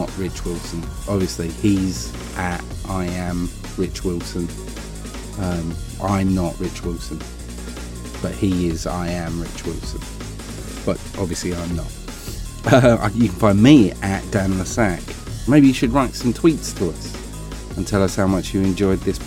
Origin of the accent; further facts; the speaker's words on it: Essex, East of England, United Kingdom; accent: Essex; I come across far more Essex when I'm confronted by someone of a similar accent to me, and I was in Essex, so I think genetically my accent kicked up